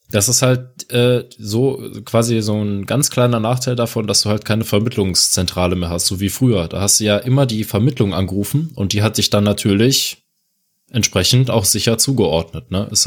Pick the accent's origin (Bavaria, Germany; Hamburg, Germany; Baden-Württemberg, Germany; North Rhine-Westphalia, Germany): North Rhine-Westphalia, Germany; Cologne; bei uns in Köln ist nämlich zum Beispiel 1350 ist, äh, ist Deutzerfeld und 1360 ist äh, Betriebsbahnhof